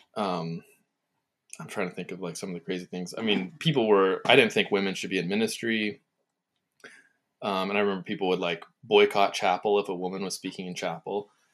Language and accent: English; California, United States; also born or lived in Ohio; I grew up very conservative in California